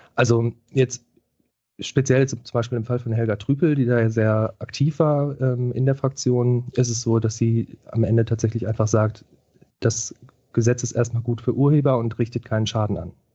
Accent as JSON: {"language": "German", "area": "Ruhr area", "region": "North Rhine-Westphalia", "country": "Germany", "said": "ich komme aus dem Ruhrgebiet"}